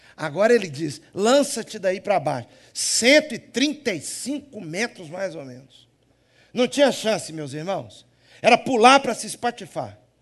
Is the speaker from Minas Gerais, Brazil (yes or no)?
yes; Minas Gerais, Brazil; accent: Mineiro; Eu tenho sotaque de quê? Mineiro